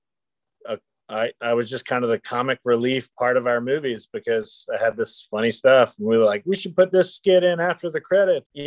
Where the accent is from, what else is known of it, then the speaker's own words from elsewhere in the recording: Kitty Hawk, North Carolina, United States; moved away as an adult; I've made my way back to my hometown of Kitty Hawk, North Carolina